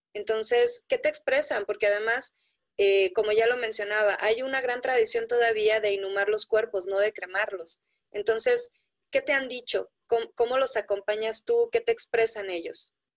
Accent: Mexico; como mexicanos

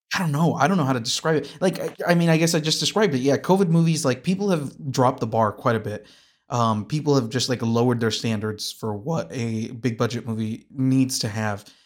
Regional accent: Kansas, United States; I'm from Kansas

